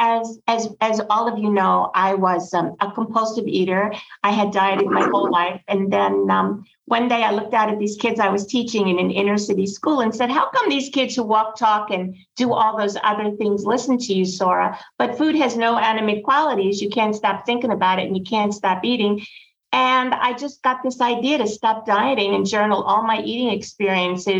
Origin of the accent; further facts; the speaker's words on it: New York City, New York, United States; growing up in Brooklyn